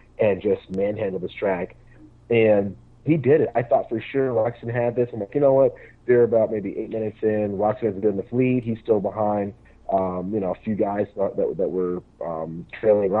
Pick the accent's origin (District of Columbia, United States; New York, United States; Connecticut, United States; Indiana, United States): Connecticut, United States; now in Milwaukee, United States; I'm from Connecticut. I just live in Milwaukee.